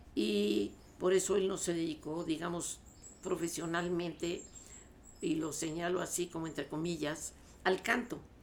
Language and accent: Spanish; Mexico City, Mexico; also born or lived in La Paz, Baja California Sur; yo nací en La Paz Baja, California, eh, y llegué aquí a la Ciudad de México con, bueno, desde luego con mis padres, este, a vivir ya aquí en la ciudad